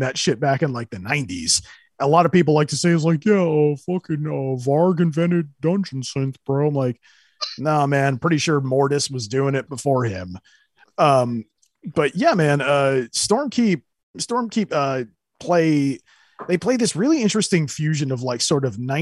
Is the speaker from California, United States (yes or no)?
yes; Central California, United States; I grew up in Central California